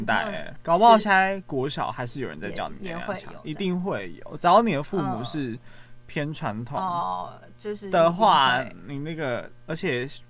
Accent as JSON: {"language": "Chinese", "town": "Xinying", "region": "Tainan", "country": "Taiwan", "tie": "born or raised there", "said": "但是当我回去我老家的时候，回去新营的时候，我就发现，哎、欸，原来年长一辈的人，他们的想法还是停留在。"}